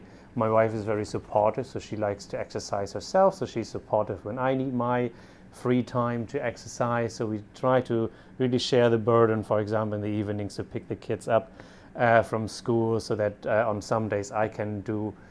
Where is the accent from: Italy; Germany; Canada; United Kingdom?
Germany; moved away as an adult; I'm originally from Germany